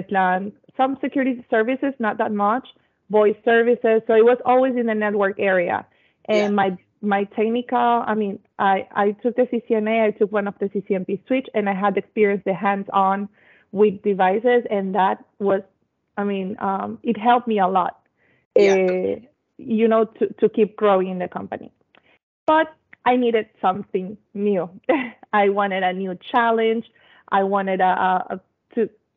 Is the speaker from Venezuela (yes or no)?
yes; Venezuela; I am from Venezuela